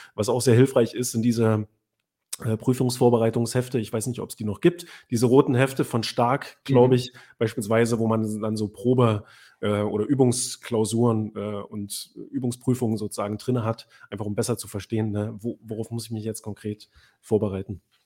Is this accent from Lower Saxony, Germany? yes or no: no; Weimar or Jena, Thuringia, Germany; also born or lived in Göttingen; von Weimar beziehungsweise Jena, wo ich aufgewachsen bin